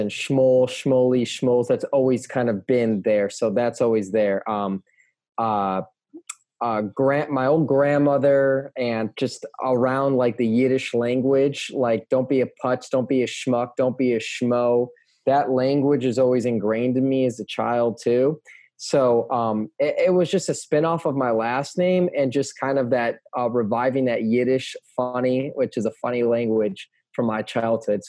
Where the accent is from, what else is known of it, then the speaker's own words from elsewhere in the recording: outside of Chicago, Illinois, United States; growing up outside of Chicago